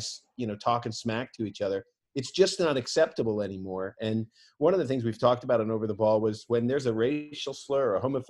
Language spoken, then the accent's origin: English; United States; as an American